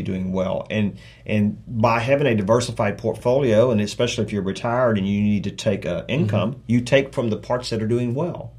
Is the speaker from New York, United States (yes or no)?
no; South Texas, United States; I'm from South Texas, six generations